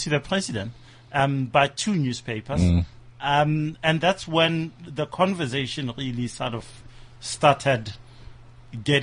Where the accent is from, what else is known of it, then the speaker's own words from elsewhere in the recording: Nigeria; I'm Nigerian